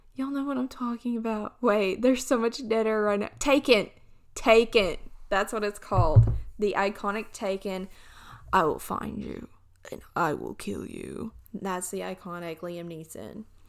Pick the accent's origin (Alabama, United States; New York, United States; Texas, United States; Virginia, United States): Alabama, United States; I'm from Alabama.